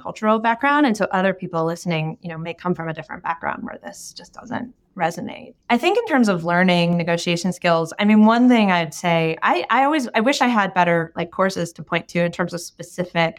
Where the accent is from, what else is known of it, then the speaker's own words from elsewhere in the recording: United States; the background that I grew up in the United States